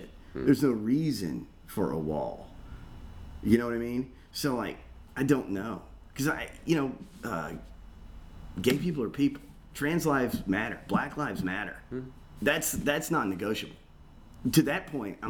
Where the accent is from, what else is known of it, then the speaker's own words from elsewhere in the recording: Georgia, United States; now in Florida, United States; I grew up in Georgia